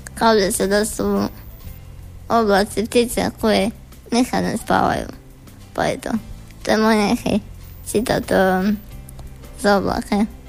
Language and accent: Croatian; Pleternica, Požega-Slavonia County, Croatia; imam 16 godina, dolazim iz Platernice